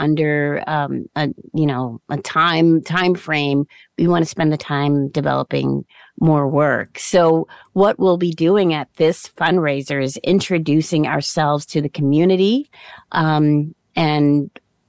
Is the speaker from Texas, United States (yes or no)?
no; Baltimore, Maryland, United States; also born or lived in New Jersey; now in Hamilton, Canada; I grew up in Baltimore, Maryland, in a fairly industrial town in its day